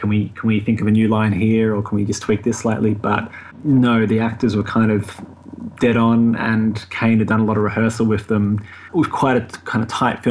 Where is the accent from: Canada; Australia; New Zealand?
Australia; moved away as an adult; now in London, United Kingdom; I'm Australian, but I am kind of, I don't know, came over to London for a couple of months and ended up kind of staying here, I guess, semi-permanently now.